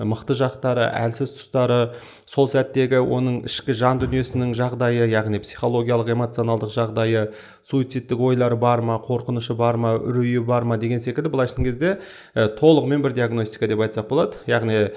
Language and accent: Kazakh; Almaty, Kazakhstan; осы алматы қаласының тумасымын жалпы үш баланың әкесімін бір қызым екі ұлым бар